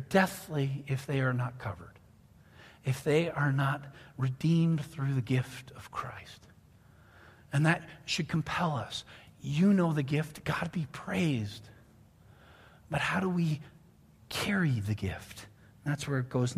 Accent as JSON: {"language": "English", "country": "Canada", "also_born_or_lived": "near Ottawa, Canada", "moved": "yes", "lives_now": "United States", "said": "I'm Canadian"}